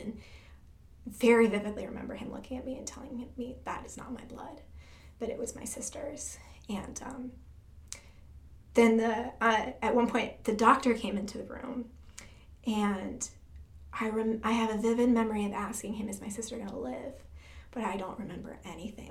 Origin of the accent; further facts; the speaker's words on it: Michigan, United States; I was born in Michigan